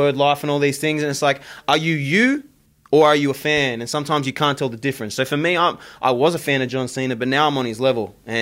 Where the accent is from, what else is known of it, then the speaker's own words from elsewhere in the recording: Australia; moved away; my home country, in Australia